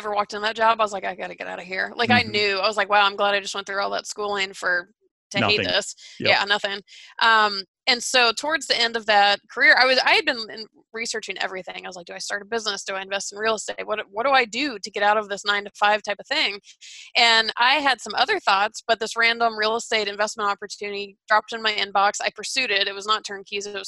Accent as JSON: {"language": "English", "town": "Atlanta", "region": "Georgia", "country": "United States", "moved": "yes", "said": "I'm from Atlanta."}